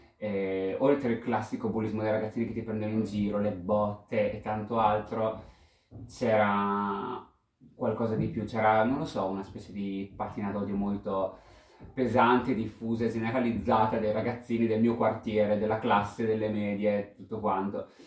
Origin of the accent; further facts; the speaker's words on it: Pesaro, Marche, Italy; vengo da Pesaro e ho 31 anni